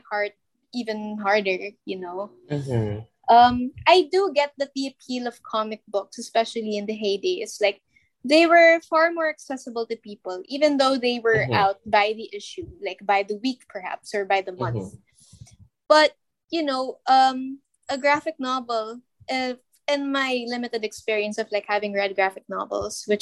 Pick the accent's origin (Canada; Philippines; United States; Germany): Philippines; we're from the Philippines.